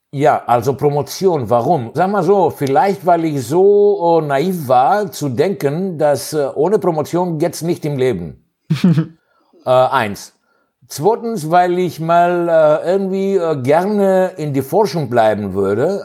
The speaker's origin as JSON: {"language": "German", "country": "Greece", "tie": "born or raised there", "also_born_or_lived": "Hannover, Germany / Thessaloniki, Greece / Cologne, Germany", "second_language": "German", "moved": "as an adult", "said": "ich bin äh, in Griechenland aufgewachsen"}